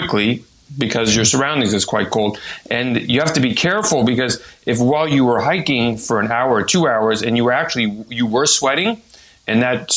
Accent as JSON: {"language": "English", "region": "Texas", "country": "United States", "also_born_or_lived": "France", "moved": "yes", "lives_now": "Arizona, United States", "said": "I'm originally from Texas"}